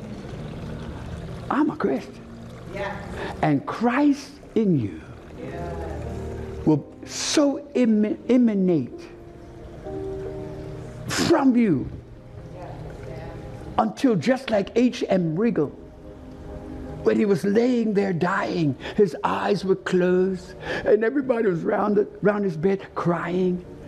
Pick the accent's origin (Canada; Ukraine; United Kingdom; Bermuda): Bermuda; Where are you from?" I told her, "Bermuda."